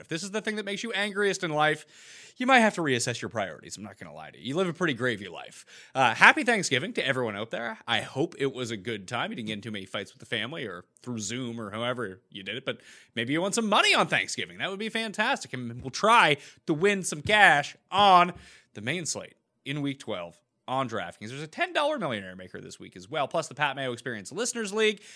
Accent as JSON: {"language": "English", "country": "Canada", "said": "two Canadians"}